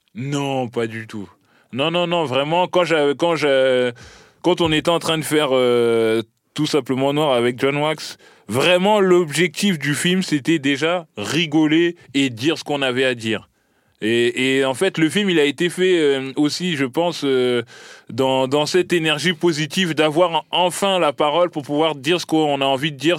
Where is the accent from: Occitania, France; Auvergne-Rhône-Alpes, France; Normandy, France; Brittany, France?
Normandy, France; Caen; also born or lived in Bondy; je suis né à Bondy, j'ai grandi à Caen